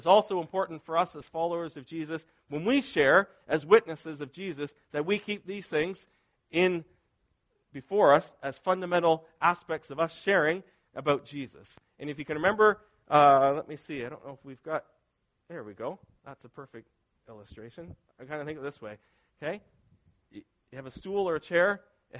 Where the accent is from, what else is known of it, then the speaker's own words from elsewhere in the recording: near Ski Wentworth, Nova Scotia, Canada; where I grew up near Ski Wentworth